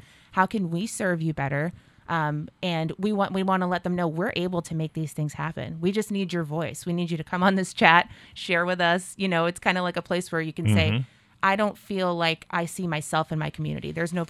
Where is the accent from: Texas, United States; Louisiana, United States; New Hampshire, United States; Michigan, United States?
New Hampshire, United States; Nashua; I'm from Nashua. I was born and raised here.